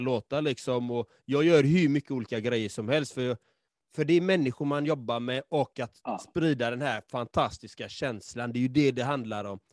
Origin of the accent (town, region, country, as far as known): Sweden; born or raised there